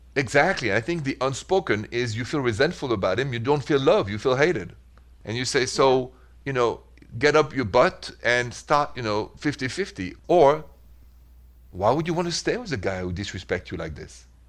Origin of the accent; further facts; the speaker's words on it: Paris, Île-de-France, France; accent: French; English is a second language; also born or lived in Midwest, United States; now in United States; from my accent, I'm French, straight from Paris, even though I'm an American now, I'm proud of it. But the accent is French